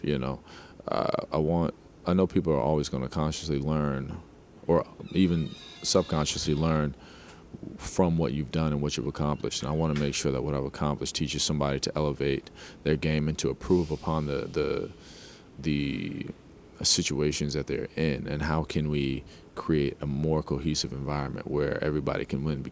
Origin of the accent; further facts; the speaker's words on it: New Jersey, United States; I grew up in Jersey, New York, not such the greatest part of Jersey